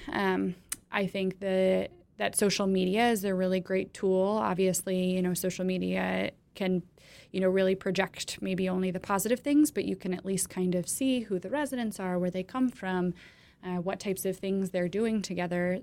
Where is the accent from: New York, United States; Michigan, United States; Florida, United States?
Michigan, United States; moved away as an adult; now in Ann Arbor, United States; I'm actually from Michigan, although I've spent the last decade plus outside of Michigan